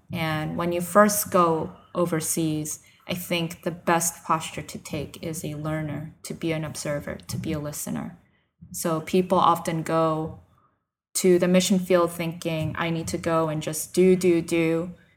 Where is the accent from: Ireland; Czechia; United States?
United States; moved away as an adult; also born or lived in Nagoya, Japan; I'm from the New York, New Jersey area, I've been a missionary in Nagoya, Japan for the past three years